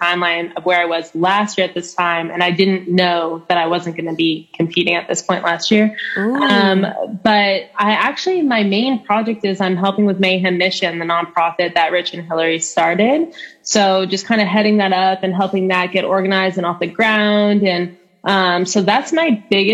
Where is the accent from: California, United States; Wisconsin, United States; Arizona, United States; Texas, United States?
Arizona, United States; moved away as an adult; also born or lived in New Hampshire; now in Cookeville, United States; I was born and raised in Arizona, and I lived there until I was 18.